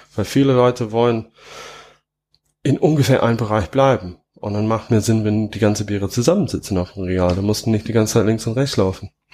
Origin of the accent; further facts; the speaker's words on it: England, United Kingdom; German is a second language; moved away as an adult; now in Trier, Germany; wo ich herkomme, also, also wo ich in England aufgewachsen bin, ähm, da sind viele Hopfengärten